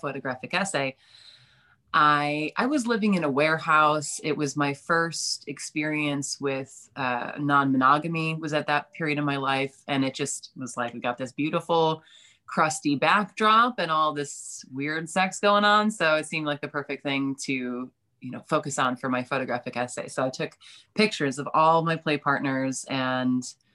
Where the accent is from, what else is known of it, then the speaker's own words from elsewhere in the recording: East Coast, United States; moved away as an adult; now in Chicago, United States; I'm from the East Coast